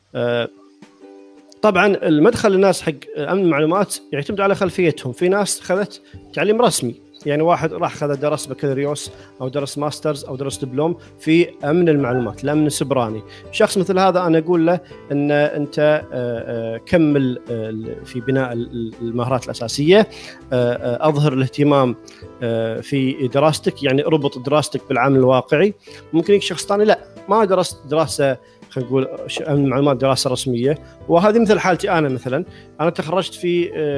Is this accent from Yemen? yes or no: no; Kuwait; من الكويت